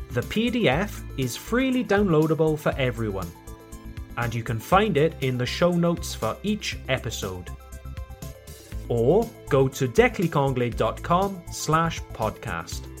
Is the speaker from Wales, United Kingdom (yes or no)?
yes; Wales, United Kingdom; accent: Welsh; I tone down my Welsh accent